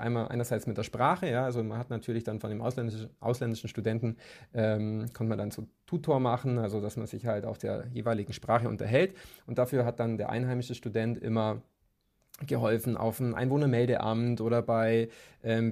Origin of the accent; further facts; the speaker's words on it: Kempten, Bavaria, Germany; moved away as an adult; now in Munich, Germany; also ich komme ursprünglich aus Kempten im Allgäu